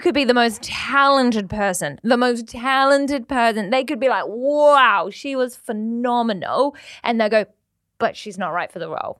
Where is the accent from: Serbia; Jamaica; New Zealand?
New Zealand; now in Manchester, United Kingdom; I'm from New Zealand. I'm from Aotearoa, so rugby, like the Welsh, is in our veins.